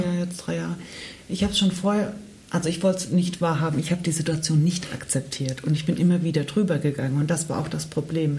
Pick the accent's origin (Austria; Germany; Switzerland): Germany; Ich bin in Deutschland geboren